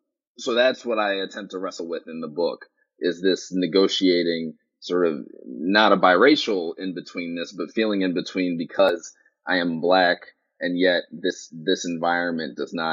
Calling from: Sydney, New South Wales, Australia; I mean, the fact that I'm calling you from Sydney, Australia speaks to one of those advantages.

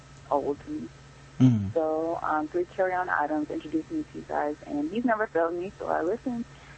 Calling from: Greensboro, North Carolina, United States; I'm calling from Greensboro, North Carolina.

